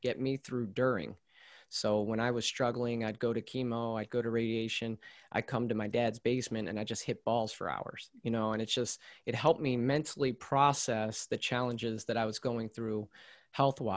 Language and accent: English; central Maryland, United States; I grew up in Maryland, similar to you, but more in central Maryland